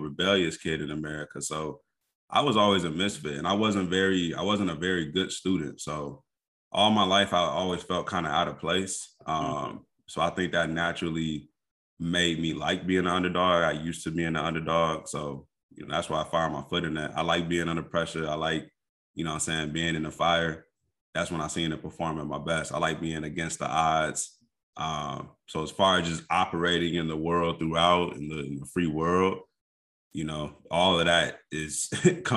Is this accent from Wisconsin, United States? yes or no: no; Kankakee, Illinois, United States; moved away as an adult; also born or lived in Indianapolis, Indiana / Chicago south suburbs, Illinois; I was born and raised in Kankakee, actually. So that's about an hour. Yeah, that's about an hour south of the city